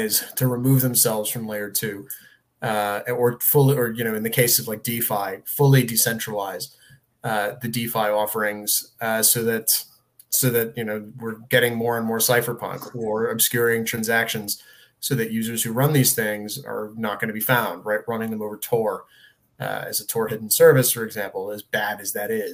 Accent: Connecticut, United States; I'm from Connecticut.

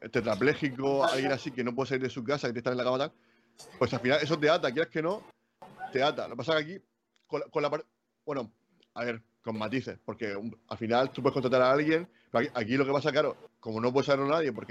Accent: Region of Murcia, Spain; y lo digo yo que yo soy murciano.

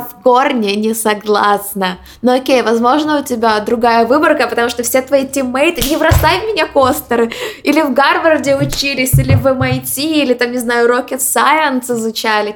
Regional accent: Ukraine; moved away as an adult; also born or lived in Poland / Boston; now in New York, United States; мы из Украины, мы несколько лет жили в Польше, и почти два года назад мы переехали в Америку

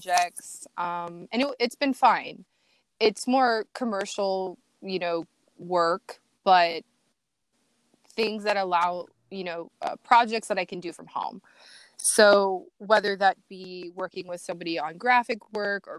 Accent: Iowa, United States; also born or lived in Los Angeles, California; now in Jacksonville, United States; I'm from Iowa. People from Iowa are cool. The Midwest

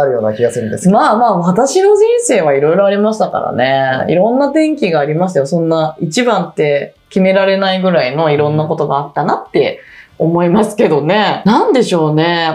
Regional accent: rural Saitama, Japan; 私、埼玉の田舎出身で

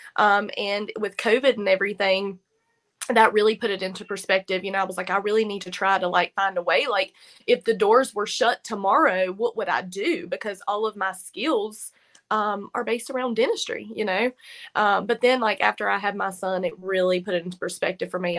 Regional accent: Virginia, United States; now in North Carolina, United States; I'm actually from Virginia, but, like, here's Virginia line, here's North Carolina line where I am

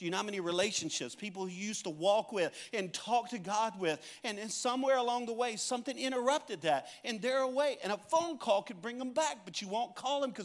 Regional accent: Cajun, Louisiana, United States; I am a Cajun

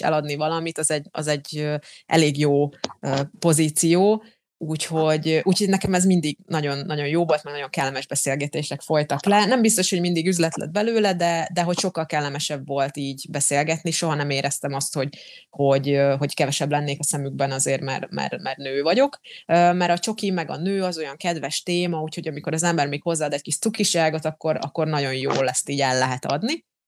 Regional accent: Slovakia; first language Hungarian; én felvidéki magyar vagyok

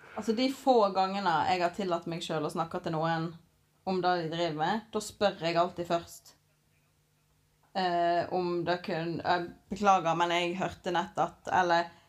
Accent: Norway; vi er jo nordmenn i vår kultur

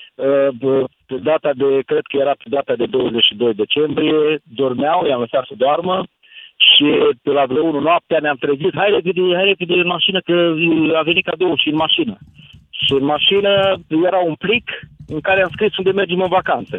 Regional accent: Italy; Romanian is a second language; now in Lugoj, Romania; sunt italian eu și locuiesc în Lugoș

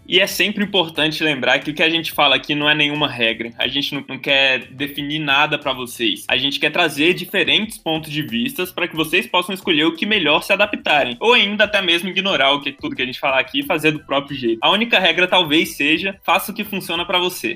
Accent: Brasília, Federal District, Brazil; moved away as an adult; also born or lived in Maceió; now in Salvador, Brazil; eu vim de Brasília, fiz toda a minha vida escolar, vivi toda a minha vida em Brasília

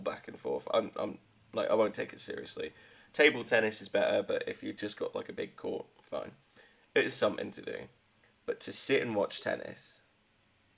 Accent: West Country, South West England, United Kingdom; I'm from the West Country

